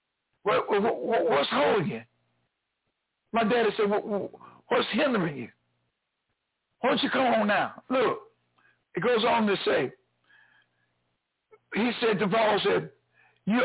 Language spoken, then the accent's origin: English; the South, United States; I grew up here in the South